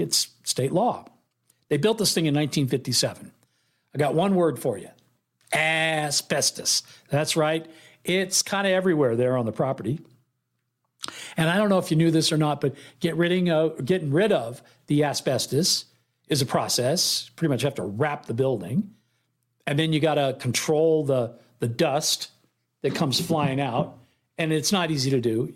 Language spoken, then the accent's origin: English; Oakland, California, United States; moved away; my hometown